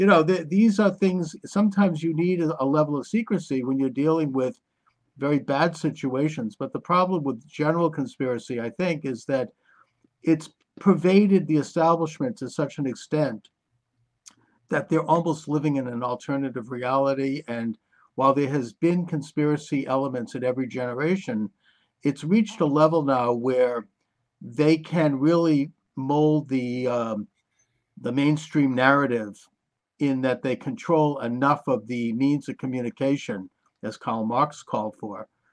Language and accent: English; United States; as an American